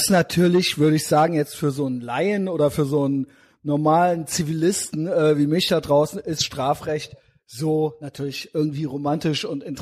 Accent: Koblenz, Rhineland-Palatinate, Germany; Weil wir sind beide aus Koblenz.

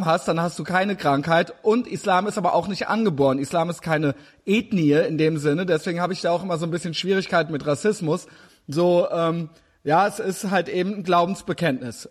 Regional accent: Germany; als Deutsche

